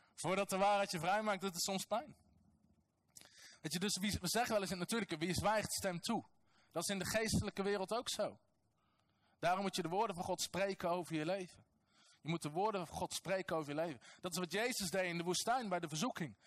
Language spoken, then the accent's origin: Dutch; North Brabant, Netherlands; Als nuchtere Nederlander, als Brabander